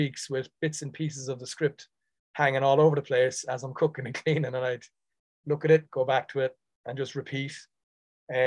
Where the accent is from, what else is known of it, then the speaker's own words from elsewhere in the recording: Dublin, Leinster, Ireland; accent: Dublin; now in New York City, United States; The Dublin accent sits very kind of easily with me. I'm from Dublin originally. I was born in Dublin.